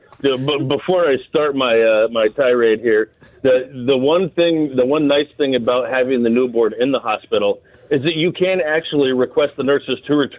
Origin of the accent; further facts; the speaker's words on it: Denver, Colorado, United States; now in Northwest Indiana, United States; I'm a Denver fan by heart. I was born and raised in Denver.